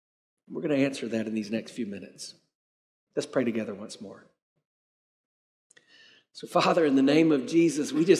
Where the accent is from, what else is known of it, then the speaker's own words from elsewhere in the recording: South Carolina, United States; now in Tampa, United States; I grew up in South Carolina.